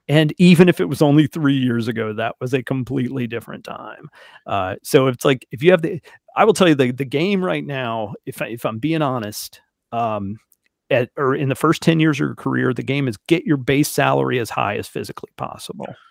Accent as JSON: {"language": "English", "region": "Alabama", "country": "United States", "also_born_or_lived": "Fort Wayne, Indiana", "said": "I'm from Alabama"}